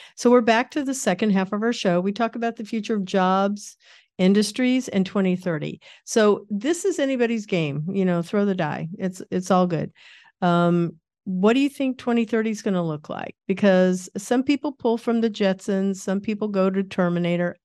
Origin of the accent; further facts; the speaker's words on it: Kansas, United States; moved away; When I was a kid, I grew up in Kansas